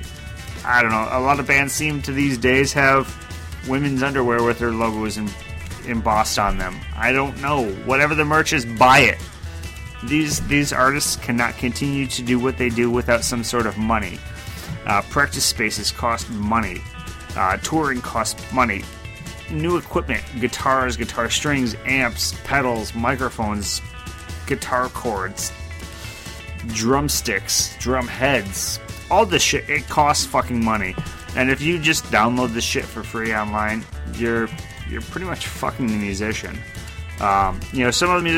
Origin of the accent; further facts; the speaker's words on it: United States; I'm too American